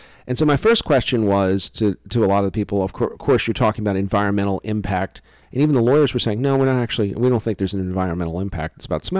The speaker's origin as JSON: {"language": "English", "region": "Louisiana", "country": "United States", "said": "I'm from Louisiana."}